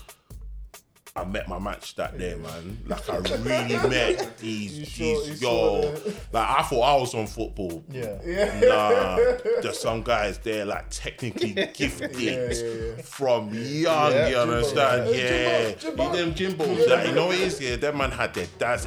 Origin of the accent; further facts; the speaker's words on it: London, United Kingdom; Being from around here as well, there were a lot of, like, football schools, football little things going on around here.